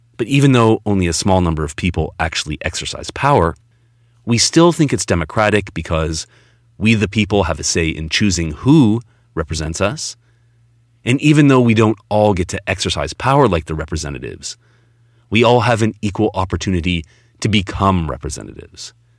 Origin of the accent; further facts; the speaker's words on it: Toronto, Ontario, Canada; my hometown, Toronto